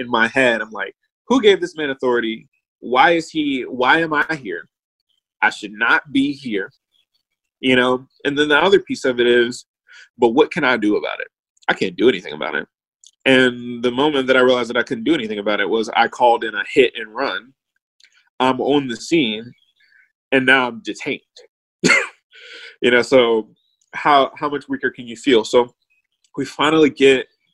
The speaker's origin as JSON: {"language": "English", "town": "Richmond", "region": "Virginia", "country": "United States", "tie": "born or raised there", "also_born_or_lived": "Ithaca", "said": "growing up in Randolph"}